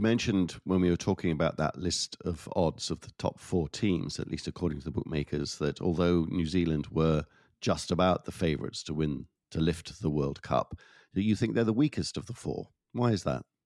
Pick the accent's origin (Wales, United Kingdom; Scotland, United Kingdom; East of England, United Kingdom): Wales, United Kingdom; my home country, Wales